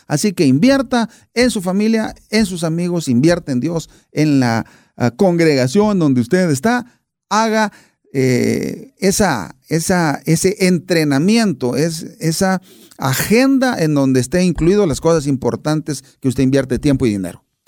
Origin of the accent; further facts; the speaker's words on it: Buenos Aires, Argentina; nací a más o menos unas 15 cuadras de la cancha de Boca